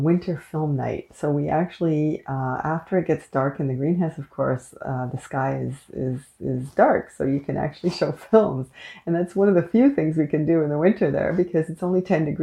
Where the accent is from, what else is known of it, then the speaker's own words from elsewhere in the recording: Canada; I am unapologetically Canadian